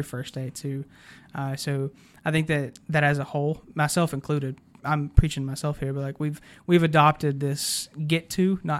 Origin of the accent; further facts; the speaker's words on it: Chatsworth, Georgia, United States; I remember, you know, I grew up in Chatsworth, which is a good bit of an hour from